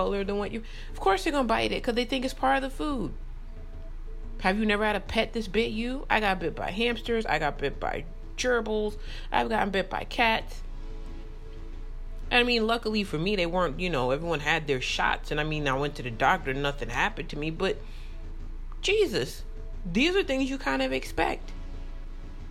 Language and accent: English; New York, United States; I grew up in New York